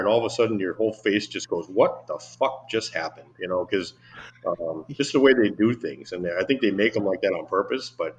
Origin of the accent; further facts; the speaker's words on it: United States; as an American